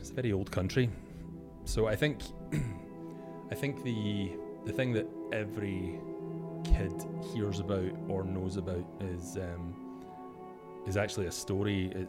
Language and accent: English; just outside of Glasgow, Scotland, United Kingdom; moved away as an adult; So I'm from Glasgow originally, but I've been here for about 12 years. So I grew up just outside of Glasgow, but moved in to Glasgow in my early 20s.